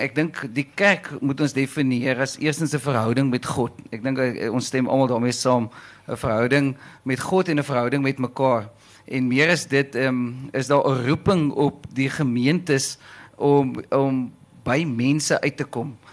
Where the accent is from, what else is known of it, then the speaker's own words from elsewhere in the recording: Caledon, Western Cape, South Africa; moved away; ek kom al van Calydon af, 'n lekker platlandse plek en toe ek groot geword het, het almal kerk toe gegaan